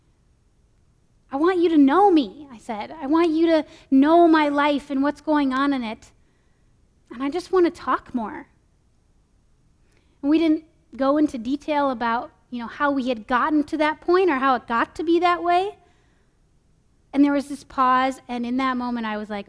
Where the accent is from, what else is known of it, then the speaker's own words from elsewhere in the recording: California, United States; moved away as an adult; also born or lived in Minnesota; I moved from California to Minnesota for college